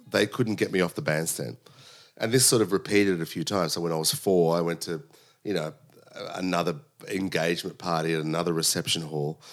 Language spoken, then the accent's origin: English; Sydney, New South Wales, Australia; I was born in Sydney. My parents came from Sicily, uh, in the late sixties